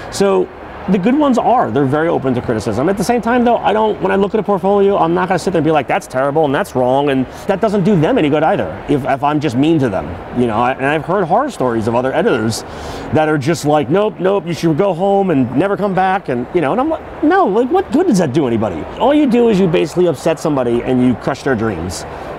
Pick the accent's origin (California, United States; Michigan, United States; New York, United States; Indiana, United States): New York, United States; And I grew up in New York, and they had much smaller conventions out there that I would go to all the time.